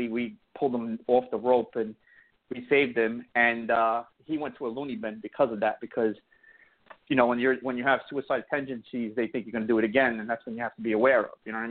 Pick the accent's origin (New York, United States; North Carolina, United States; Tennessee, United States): New York, United States; New York City; I grew up in Bensonhurst